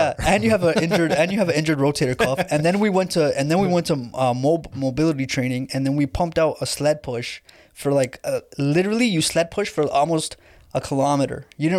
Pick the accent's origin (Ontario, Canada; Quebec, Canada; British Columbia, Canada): Ontario, Canada; Toronto; I grew up in Etobicoke, like North York.